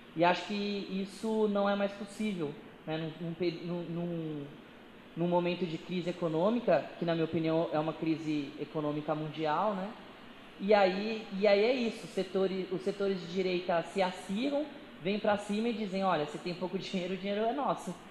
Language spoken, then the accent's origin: Portuguese; Brazil